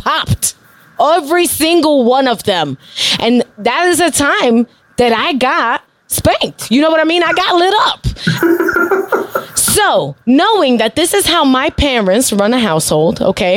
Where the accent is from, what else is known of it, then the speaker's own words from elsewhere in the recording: New York City, New York, United States; I grew up in Bushwick.